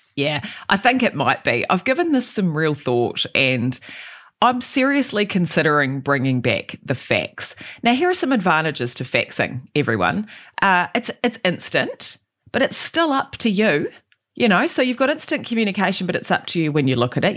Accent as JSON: {"language": "English", "town": "Christchurch", "region": "Canterbury", "country": "New Zealand", "tie": "born or raised there", "said": "I grew up in Aranui and on, in East Christchurch"}